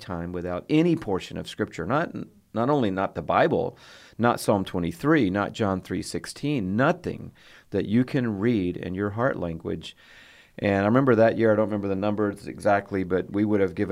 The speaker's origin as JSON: {"language": "English", "town": "Atlanta", "region": "Georgia", "country": "United States", "tie": "born or raised there", "also_born_or_lived": "Fort Worth, Texas", "moved": "as an adult", "said": "I grew up in Atlanta, Georgia, which is actually a place with hills and trees and four seasons"}